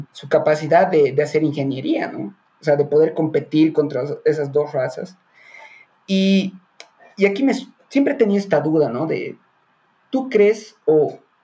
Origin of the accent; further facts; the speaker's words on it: Bolivia; nosotros como, bueno, como bolivianos